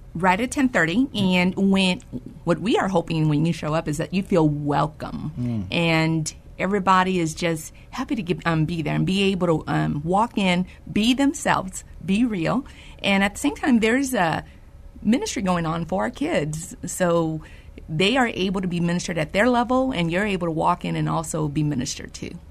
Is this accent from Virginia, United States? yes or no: no; San Antonio, Texas, United States; Born and raised in San Antonio